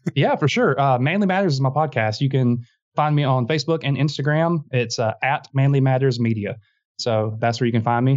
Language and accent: English; South Georgia, United States; now in Montgomery, Alabama, United States; I'm from South Georgia.